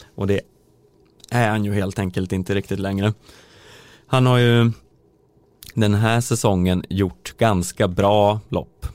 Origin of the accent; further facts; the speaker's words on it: Söderhamn, Gävleborg County, Sweden; jag kommer från Söderhamn